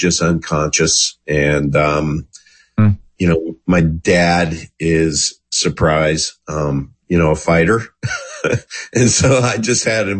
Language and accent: English; Goodland, Kansas, United States; moved away; I grew up in Goodland, Kansas